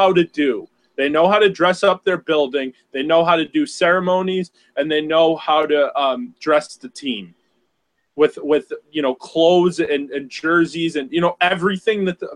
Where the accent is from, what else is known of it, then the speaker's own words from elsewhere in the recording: Massachusetts, United States; being a kid, you know, here from Massachusetts